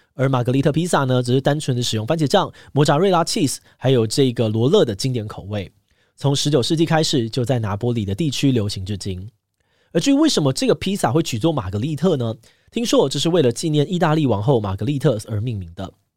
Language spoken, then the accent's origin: Chinese; Taiwan; 身为台湾人